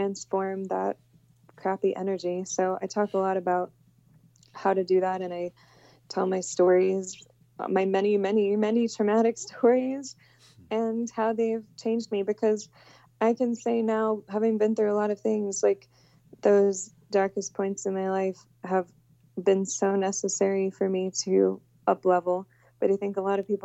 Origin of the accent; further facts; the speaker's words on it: Houston, Texas, United States; I came from I grew up in Houston